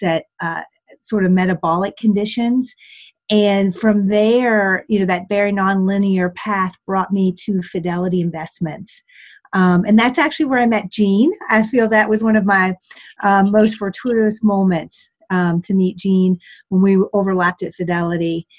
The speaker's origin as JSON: {"language": "English", "region": "West Virginia", "country": "United States", "tie": "born or raised there", "also_born_or_lived": "Washington, District of Columbia, United States / Boston", "moved": "as an adult", "said": "I started my days as a farm girl in West Virginia."}